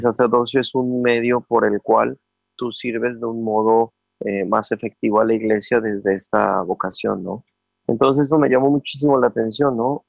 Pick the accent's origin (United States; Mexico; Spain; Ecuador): Mexico; Puebla; papá, mamá de Veracruz, yo soy de Puebla. Este, por azares del destino, antes de que yo naciera, llegaron a Puebla a trabajar